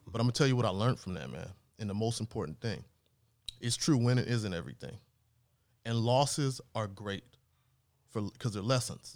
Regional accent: Los Angeles, California, United States; also born or lived in New Orleans; grew up in Los Angeles area here

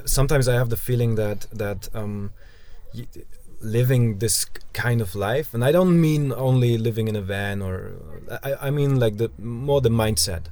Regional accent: Germany

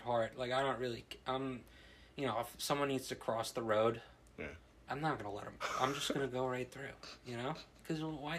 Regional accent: New Jersey, United States; I think that it has something to do with me being born and raised in New Jersey. I think that's just the New Jersey mentality

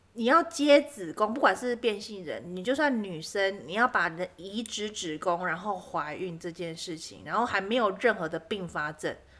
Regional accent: southern Taiwan, Taiwan; 我们南部人就是比较为， 为别人

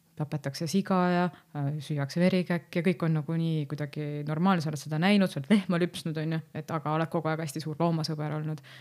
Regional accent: Lääne County, Estonia; ma olen ise Läänemaalt pärit

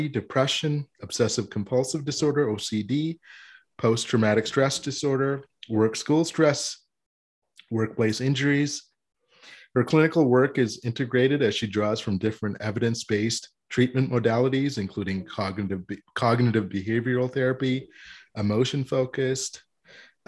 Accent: Canada; I'm as Canadian as you can get

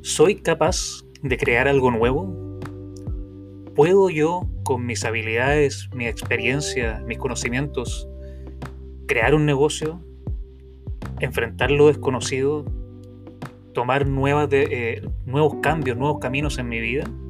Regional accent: Viña del Mar, Valparaíso, Chile; now in San Juan, Puerto Rico; nacido y criado en Viña del Mar, Chile, pero actualmente viviendo en San Juan, en Puerto Rico

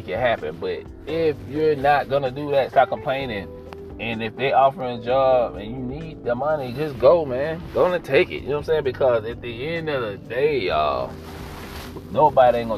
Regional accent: United States; as American citizens

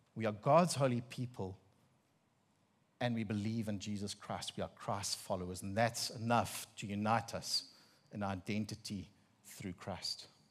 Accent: Bloemfontein, Free State, South Africa; accent: Afrikaner; first language Afrikaans; English is a second language; now in KwaZulu-Natal, South Africa; And it's the middle of the Free State, um, legal capital of the country. And I grew up in Afrikaans household.

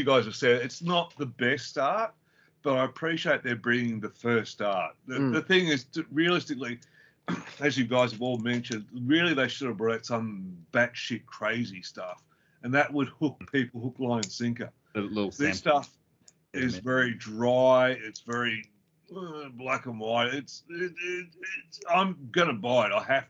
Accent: Brisbane, Queensland, Australia; also born or lived in Victoria, Australia; I was born in Victoria, but moved to Queensland

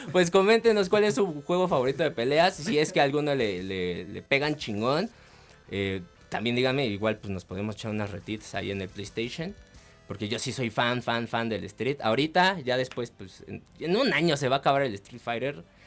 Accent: Mexico; los mexicanos somos bien chingones

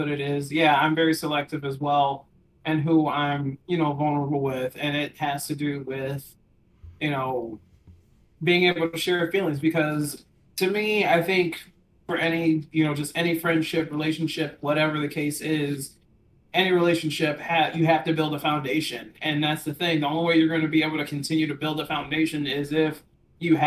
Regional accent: Midwest, United States; I'm from the Midwest as well

